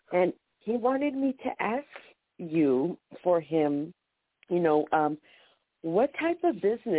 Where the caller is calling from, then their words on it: San Diego, California, United States; This is … from San Diego.